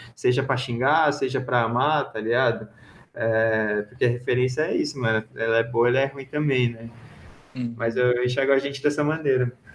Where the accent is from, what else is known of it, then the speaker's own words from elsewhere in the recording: Brazil; e a gente se chama de brasileiro